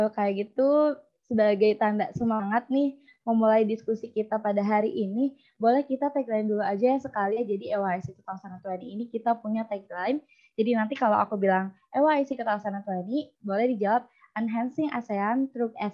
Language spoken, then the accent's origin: Indonesian; Bogor, West Java, Indonesia; Saya merupakan brand ambassador IM Community Batch 1 dan saya berasal dari Kota Bogor.